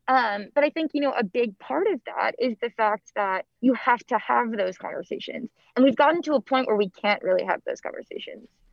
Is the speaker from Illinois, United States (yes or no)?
yes; Antioch, Illinois, United States; moved away as an adult; now in Washington, D.C., United States; I'm originally from Antioch, Illinois, which is a super small town right on the border of Illinois and Wisconsin.